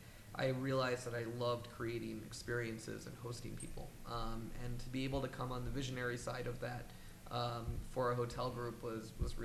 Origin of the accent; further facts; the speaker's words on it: New York City, New York, United States; I grew up in Manhattan